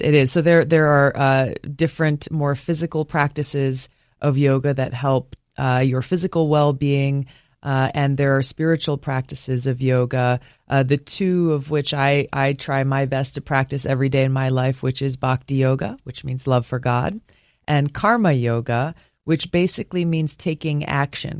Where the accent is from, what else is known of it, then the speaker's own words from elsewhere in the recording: Hawaii, United States; growing up in Hawaii